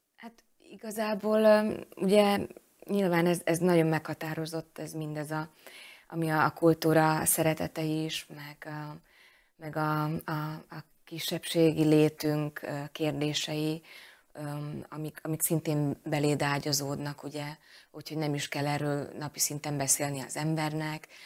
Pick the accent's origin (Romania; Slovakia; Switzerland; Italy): Slovakia; Fiľakovo, Banská Bystrica Region; Úgyhogy én ezt mind-mind itt, itt, itt kaptam, és, és ebben nevelkedtem